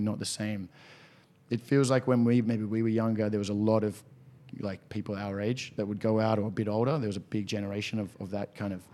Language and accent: English; Sydney, New South Wales, Australia; born in Sydney, grew up in, in Balmain, still actually living in Balmain